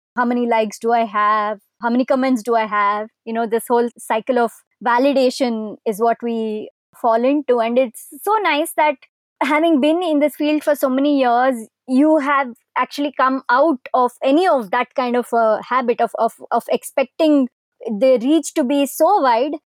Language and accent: English; India; we're Indian